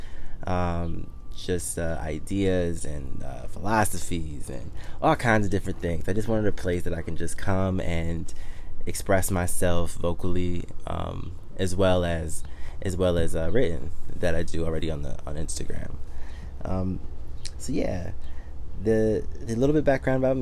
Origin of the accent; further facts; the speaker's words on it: Detroit, Michigan, United States; also born or lived in Miami / Washington, D.C. / Harlem, New York; now in New York, United States; I'm originally from Detroit, Michigan. So that's born and raised.